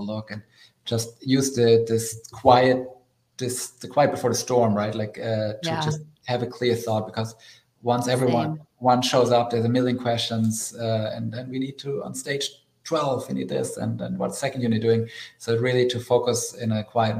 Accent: Germany; moved away as an adult; now in United States; I grew up in Germany in Europe

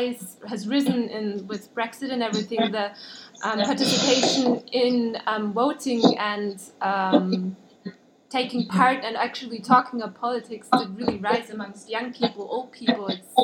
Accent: Austria; I'm from Austria

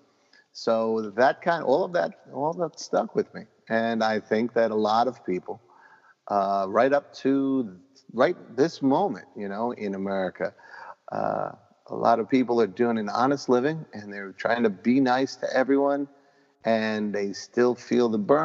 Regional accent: New York City, New York, United States; My neighborhood, I grew up in Parkchester

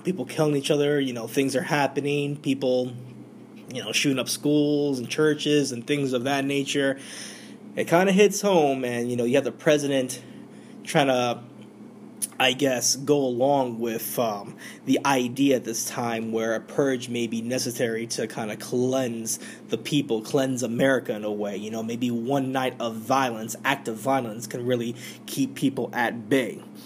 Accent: New York, United States; we're in my home state. This is New York City

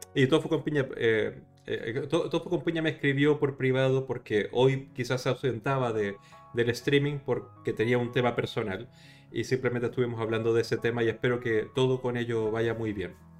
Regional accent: Chile; now in Spain; Chile, en, mi país de origen

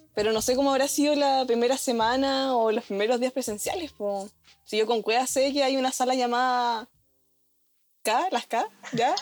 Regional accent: Puerto Montt, Los Lagos, Chile; moved away as an adult; soy de Puerto Montt

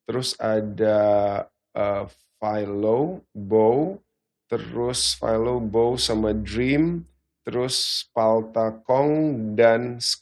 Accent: Australia; Jadi bahkan pas aku kecil itu awalnya aku suka banget reptil karena dulu aku besar di Australia

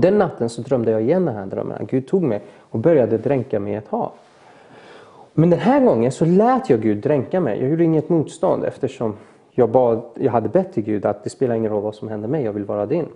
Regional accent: Mariestad, Västra Götaland, Sweden; also born or lived in Iran / Falkenberg / Gothenburg; jag gick ju grundskolan och liknande i Mariestad

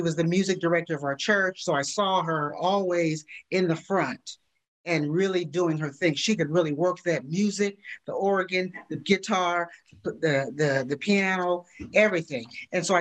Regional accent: California, United States; I'm from California, born and raised

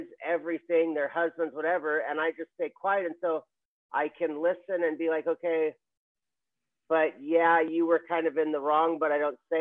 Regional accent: Hawaii, United States; I'm from Hawaii

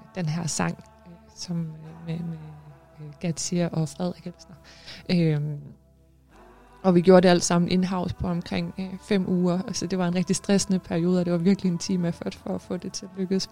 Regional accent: Denmark; moved away as an adult; now in Greenland; jeg er jo født og opvokset i Danmark

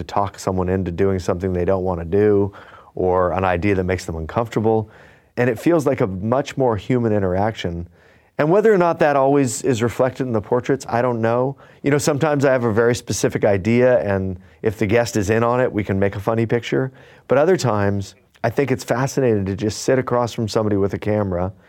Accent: Fullerton, California, United States; I grew up in Fullerton, California

